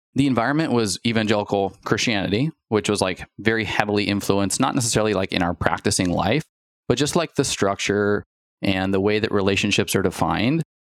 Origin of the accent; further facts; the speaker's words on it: Spokane, Washington, United States; we are childhood sweethearts, like, from Spokane, Washington